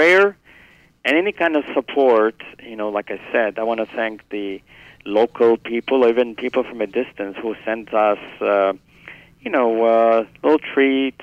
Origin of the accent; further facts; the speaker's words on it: Italy; now in New York, United States; I'm originally from Italy